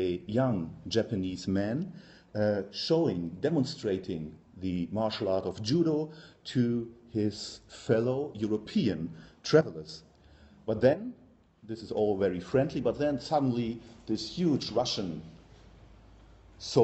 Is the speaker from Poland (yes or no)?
no; Germany; accent: German; English is a second language; now in Belgium; as you can hear from my accent, I'm German by birth.